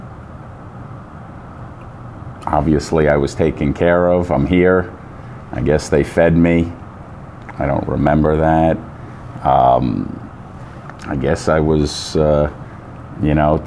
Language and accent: English; Long Island, New York, United States; We moved to Long Island. I grew up in Long Island.